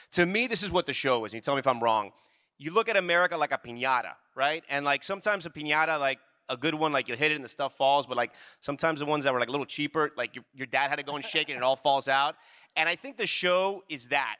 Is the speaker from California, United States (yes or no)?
no; Miami, Florida, United States; I grew up in Miami.